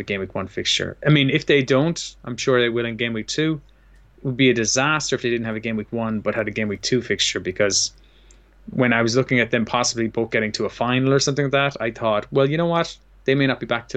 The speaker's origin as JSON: {"language": "English", "town": "Limerick", "region": "Munster", "country": "Ireland", "said": "We're both from Limerick, Ireland"}